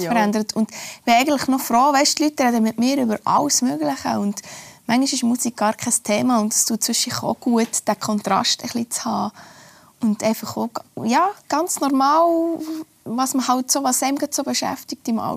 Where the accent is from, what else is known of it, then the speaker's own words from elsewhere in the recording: Oberlangenegg, Bern, Switzerland; Und andererseits ist es sicher auch mein Umfeld, wo ich aufgewachsen bin, meine Eltern, meine Großeltern oder Ort. Oberlangenegg ist es ein, ein kleines Dörfli, wo jeder jeden kennt